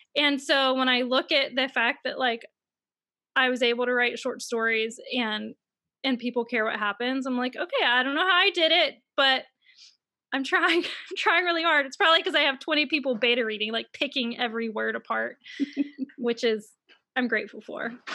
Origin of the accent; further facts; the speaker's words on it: Mississippi, United States; I'm from Mississippi, and I know everyone thinks in Mississippi that we all have, like, no shoes and we live on farms, but I actually grew up in a neighborhood